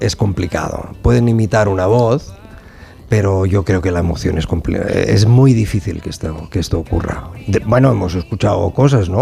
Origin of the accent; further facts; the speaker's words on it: Sabadell, Catalonia, Spain; yo soy de Sabadell